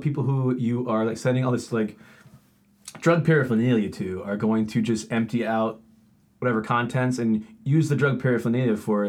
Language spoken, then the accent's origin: English; Chicago, Illinois, United States; accent: Chicago; Right, yeah, so it's probably my Chicago accent coming through.